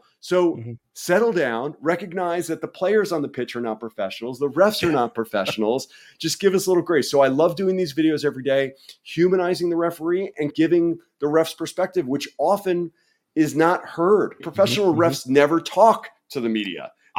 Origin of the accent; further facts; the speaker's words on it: New York City, New York, United States; My mom acted off Broadway. I grew up in New York City.